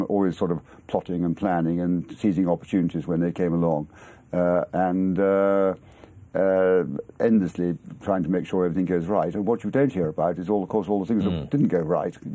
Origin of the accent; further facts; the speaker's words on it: Exmoor, South West England, United Kingdom; moved away as an adult; also born or lived in Manhattan, New York; I was brought up on Exmoor